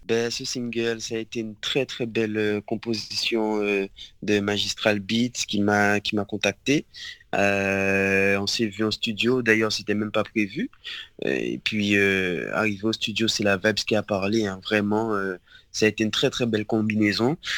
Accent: Le Gosier, Guadeloupe; Alors j'ai grandi en Guadeloupe. Euh, au Gosier. Et euh, ouais, j'ai toujours vécu au Gosier, moi, en Guadeloupe.

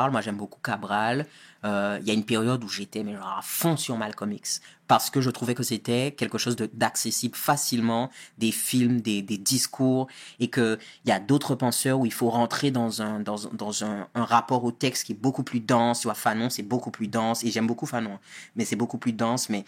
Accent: Guadeloupe, France; ah ben moi, je viens de Guadeloupe, c'est en Caraïbes

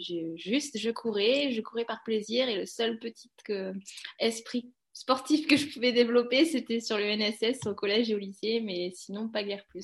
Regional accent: Cantal, Auvergne-Rhône-Alpes, France; moved away; also born or lived in Aveyron / Haute-Savoie; Je suis née dans le Cantal, hein, je suis pas née dans les Alpes

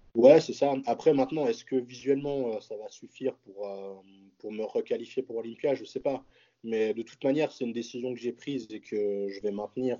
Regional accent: Switzerland

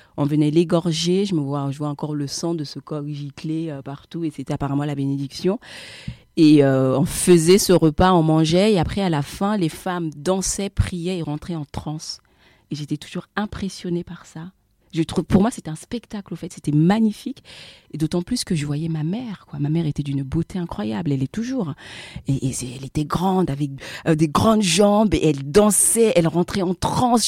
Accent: France; moved away as an adult; also born or lived in Central African Republic; now in Abidjan, Côte d'Ivoire; je suis euh, de la République centrafricaine, installée à Abidjan euh, depuis 2000, euh, 2015 maintenant, et j'ai grandi en France.

